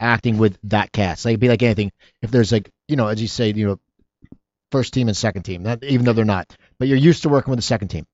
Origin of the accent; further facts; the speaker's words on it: Philadelphia, Pennsylvania, United States; I grew up in Philadelphia.